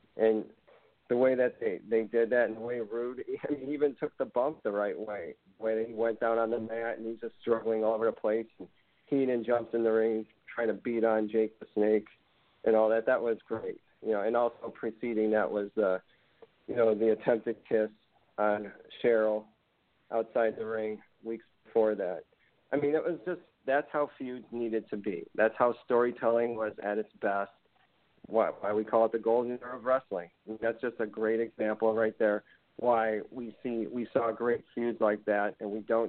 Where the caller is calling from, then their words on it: Cleveland, Ohio, United States; from Cleveland, Ohio.